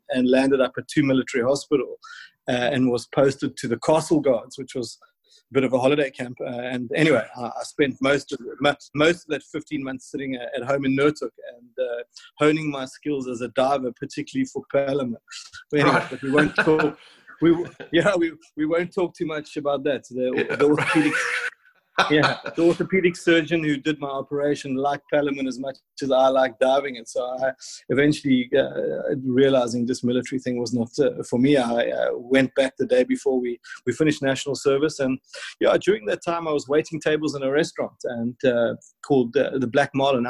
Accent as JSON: {"language": "English", "town": "Warner Beach", "region": "KwaZulu-Natal", "country": "South Africa", "said": "I was from the Natal South Coast, and which was, certainly not the home of fine wine"}